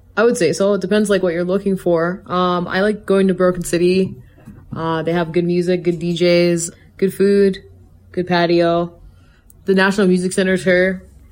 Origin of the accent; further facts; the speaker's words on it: Calgary, Alberta, Canada; I was born and raised in Calgary